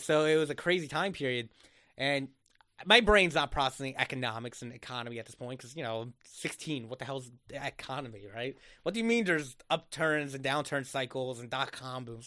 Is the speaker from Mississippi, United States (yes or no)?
no; Egg Harbor, New Jersey, United States; moved away as an adult; now in Philadelphia, United States; I grew up literally in the Jersey Shore, um, in Egg Harbor